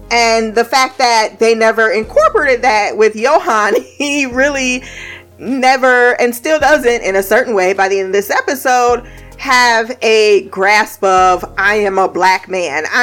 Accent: Indiana, United States; I came from Indiana where it was more looks. Like I felt more racial tension and Indiana, but in Ohio, for the most part

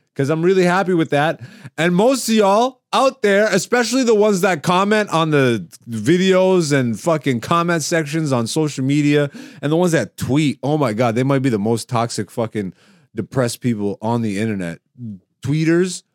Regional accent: Canada; also born or lived in Greece; I'm African, and I was born in Greece, nigga. And then I was raised in Canada

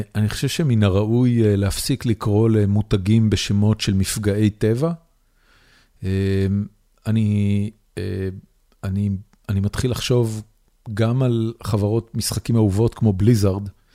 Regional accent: Haifa, Haifa District, Israel; moved away as an adult; now in Austin, United States; אני גדלתי בחיפה

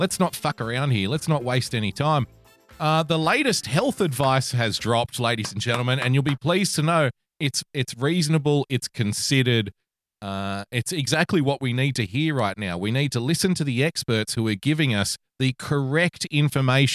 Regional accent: New South Wales, Australia; my home state of New South Wales, the greatest state in Australia

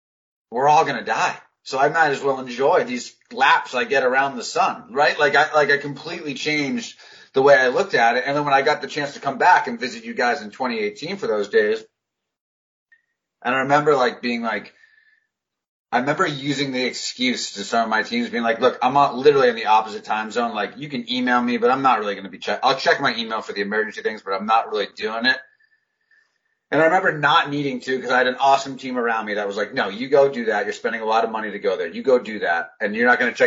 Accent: United States; as I've gotten older as an American

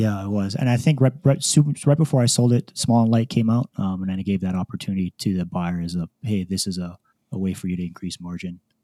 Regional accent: Hawaii, United States; moved away as an adult; born and raised in Hawaii

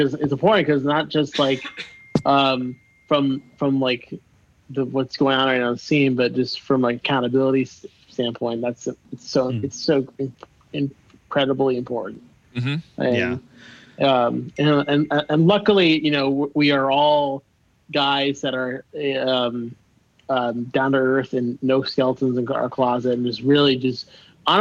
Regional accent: Miami, Florida, United States; I grew up in Miami, so like we're very like we talk with our hands

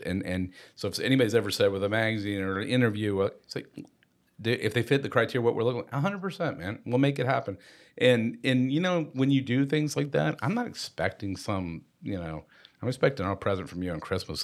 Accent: Tucker, Georgia, United States; we were at Tucker High School

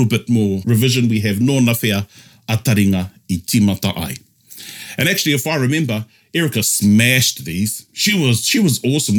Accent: Tokoroa, Waikato, New Zealand; Growing up in Tokoroa, the 16th island of the Cook Islands

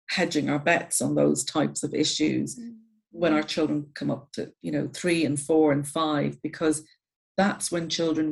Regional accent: Ireland; I'm Irish, so we're very good at stories and leaving things out of stories in Ireland

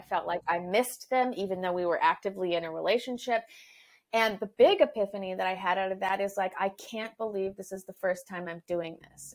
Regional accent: Canada; now in Los Angeles, United States; I am a Canadian living in Los Angeles

